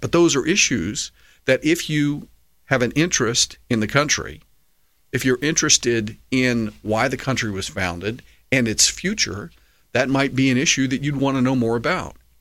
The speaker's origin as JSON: {"language": "English", "country": "United States", "said": "as an American patriot"}